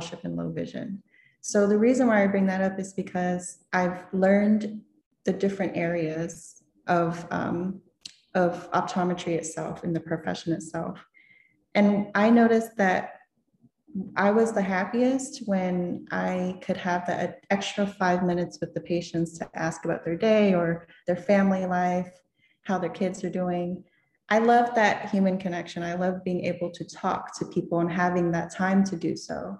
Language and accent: English; Florida, United States; moved away as an adult; now in Maryland area, United States; growing up in Florida